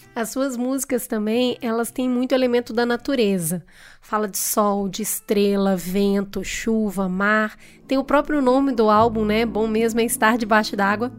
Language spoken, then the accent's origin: Portuguese; Minas Gerais, Brazil; Eu, como mineira